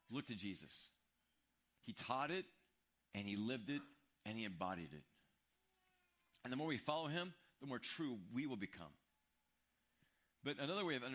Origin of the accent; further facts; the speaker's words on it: Midwest, United States; moved away; We're from the Midwest.